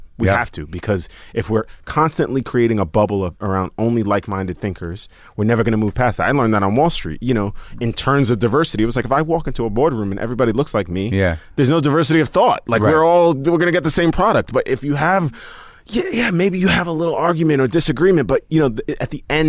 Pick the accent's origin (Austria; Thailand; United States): United States; Staten Island, New York; growing up in Staten Island, growing up with teammates that were like, very racist towards like the teams we were playing